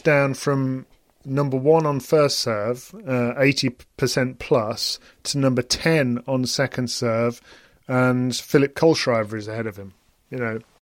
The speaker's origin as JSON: {"language": "English", "country": "United Kingdom", "said": "as a British person"}